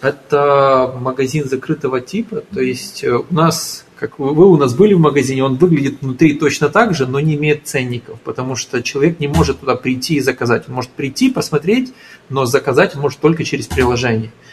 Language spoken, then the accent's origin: Russian; Ukraine; moved away as an adult; now in Portugal; я из Украины